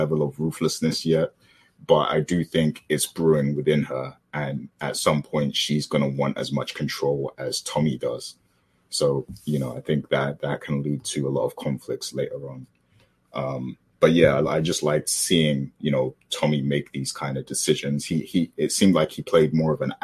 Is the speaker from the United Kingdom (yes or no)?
yes; United Kingdom; I'm British.